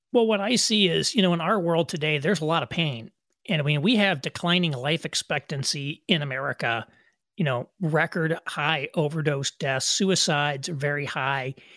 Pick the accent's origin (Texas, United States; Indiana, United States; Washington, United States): Indiana, United States; moved away as an adult; also born or lived in New York City; I moved from New York City to back where my wife and I are from in Indiana